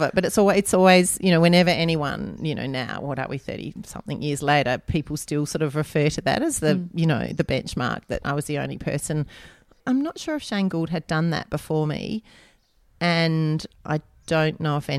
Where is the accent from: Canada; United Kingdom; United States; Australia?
Australia; I'd come home from America with like M&Ms and red licorice and all this stuff, Hershey cups and all those things that we never had, it didn't have in Australia at that time.